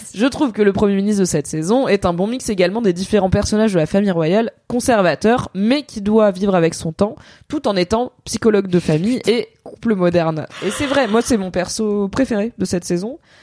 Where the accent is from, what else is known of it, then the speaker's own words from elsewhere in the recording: Drôme, Auvergne-Rhône-Alpes, France; now in Paris, France; quand j'étais gamine dans la Drôme, on faisait le carnaval du genre à l'école primaire